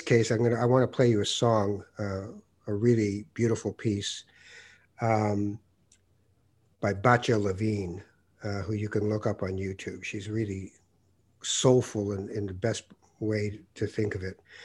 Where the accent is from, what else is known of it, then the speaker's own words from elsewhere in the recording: Canada; also born or lived in Morocco; I was born in Morocco, and by the time I was two, I was in Canada.